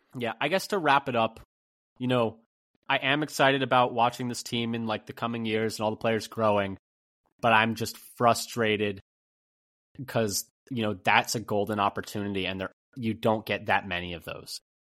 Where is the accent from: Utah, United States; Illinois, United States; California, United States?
California, United States; Bay Area; I grew up in the Bay Area